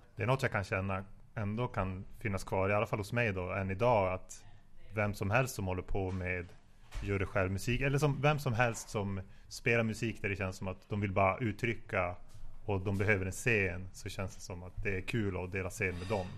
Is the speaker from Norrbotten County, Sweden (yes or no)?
yes; Piteå, Norrbotten County, Sweden; jag är från Pita